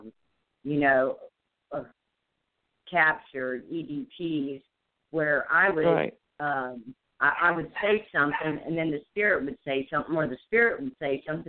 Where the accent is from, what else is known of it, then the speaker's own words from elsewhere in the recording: Iowa, United States; moved away; also born or lived in Missouri; originally I'm from Iowa